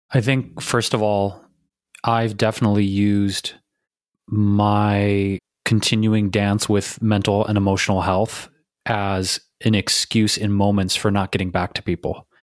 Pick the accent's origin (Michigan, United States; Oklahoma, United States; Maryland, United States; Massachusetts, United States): Michigan, United States; Detroit; moved away; back here in my hometown of Detroit, Michigan